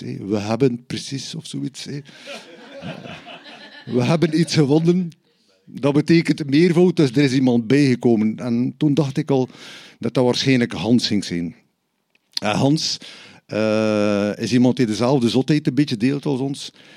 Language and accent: Dutch; Bruges, Flanders, Belgium; ik ben van Brugge